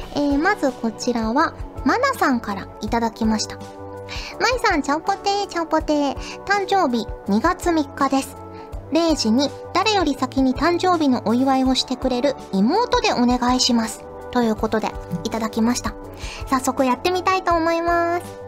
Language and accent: Japanese; Fukuoka, Japan; born or raised there; moved away